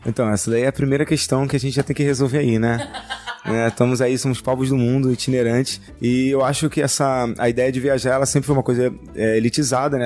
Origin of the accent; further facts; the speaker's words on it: Rio de Janeiro, Brazil; eu sou né, da Cidade de Deus, cresci na Cidade de Deus